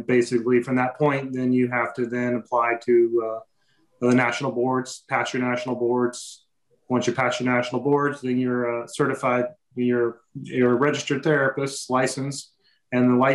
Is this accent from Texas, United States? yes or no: no; Kokomo, Indiana, United States; I'm from Kokomo, Indiana originally.